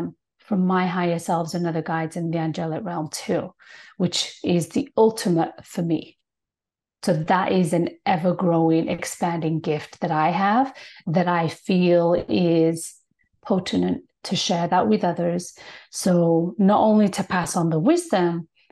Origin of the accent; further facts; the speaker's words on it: United Kingdom; now in Toronto, Canada; I'm born and raised in Britain.